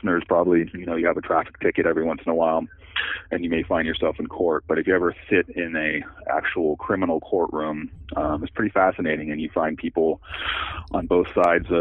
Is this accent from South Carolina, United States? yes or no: no; Marin County, California, United States; I grew up in Marin County and spent my whole life in the Bay Area